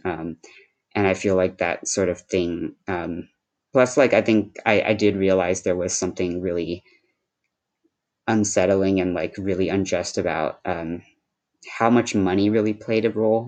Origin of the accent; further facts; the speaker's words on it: Cupertino, California, United States; first language Shanghainese; English is a second language; now in Berkeley, United States; I live in Berkeley, California, but I grew up mostly in Cupertino, California